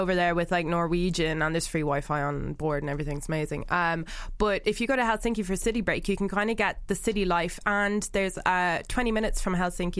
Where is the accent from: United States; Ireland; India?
Ireland; Dublin, Leinster; also born or lived in New Zealand / Devon, England; So I've lived in Dublin since I was three, but I go back every so often to New Zealand. And I have dual citizenship, so I have both passports.